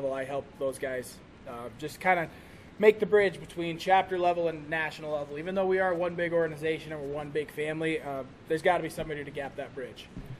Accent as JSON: {"language": "English", "town": "Algona", "region": "Iowa", "country": "United States", "tie": "born or raised there", "also_born_or_lived": "Carroll, Iowa", "moved": "as an adult", "lives_now": "Fort Pierre, United States"}